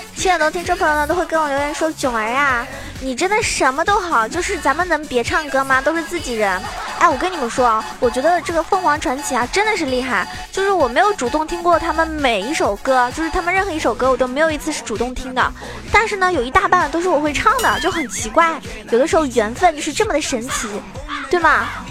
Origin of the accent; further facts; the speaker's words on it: Zhejiang, China; 我是浙江人